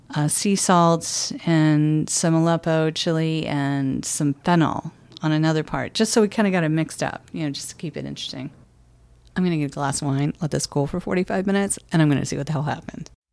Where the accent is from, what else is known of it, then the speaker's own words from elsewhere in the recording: Michigan, United States; I grew up in Michigan